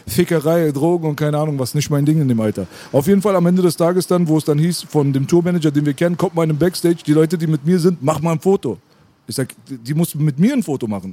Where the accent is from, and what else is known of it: Berlin, Germany